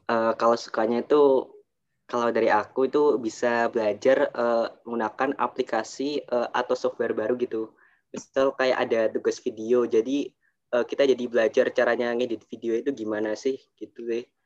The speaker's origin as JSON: {"language": "Indonesian", "town": "Surabaya", "region": "East Java", "country": "Indonesia", "said": "kuliah ke perantauan ke UB kan aku dari Surabaya kalau ke Malang itu kan juga uh, memperhitungkan biaya kos"}